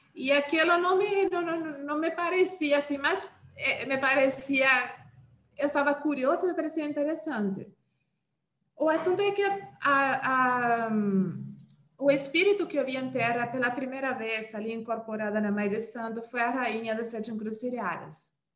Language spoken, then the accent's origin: Portuguese; Uruguay; Portuguese is a second language; moved away as an adult; now in Brazil; eu sou uruguaia, né? Eu tenho mais ou menos... Eu estou aqui no Brasil desde o ano 2009